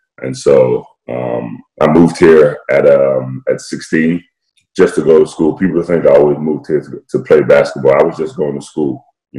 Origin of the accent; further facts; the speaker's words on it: London, United Kingdom; So for me, you know, I don't sound like it, but I was born and raised in London, England.